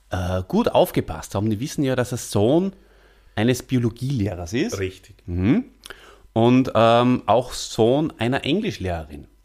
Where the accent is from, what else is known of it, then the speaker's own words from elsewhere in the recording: Salzburg, Austria; ein waschechter Stierwascher, wie äh, wir Salzburger ja bezeichnet werden.